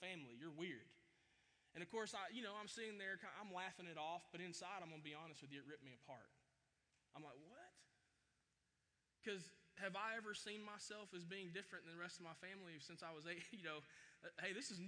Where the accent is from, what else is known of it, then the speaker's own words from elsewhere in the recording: Chattanooga, Tennessee, United States; I grew up in Chattanooga, Tennessee, by the way, right outside of Chattanooga